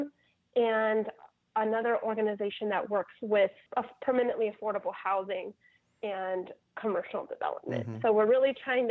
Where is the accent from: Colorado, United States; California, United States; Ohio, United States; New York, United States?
Ohio, United States; now in New Orleans, United States; I'm from Ohio